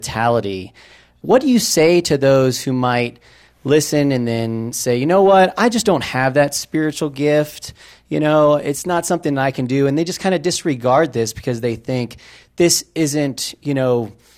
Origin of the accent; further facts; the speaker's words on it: Tampa, Florida, United States; now in Falcon, United States; I'm originally from Tampa, Florida, but I live in Falcon, Colorado now.